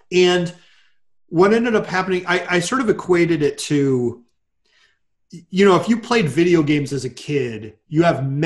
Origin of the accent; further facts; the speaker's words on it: Connecticut, United States; also born or lived in Massachusetts / Japan; I was born in Massachusetts, but I've lived in Connecticut pretty much all my life